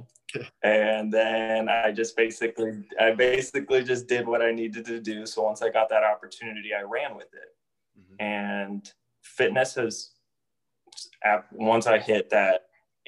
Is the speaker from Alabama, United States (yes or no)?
no; Miami, Florida, United States; moved away as an adult; also born or lived in Delray Beach, Florida / Georgia; now in Indianapolis, United States; I lived in Miami for 25 years of my life and hadn't experienced anything else other than